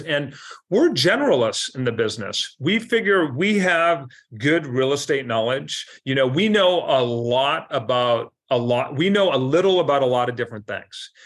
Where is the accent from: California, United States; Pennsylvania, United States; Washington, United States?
Washington, United States; Seattle; now in Mercer Island, United States; I grew up in South Seattle, so Mount Baker, Mount Baker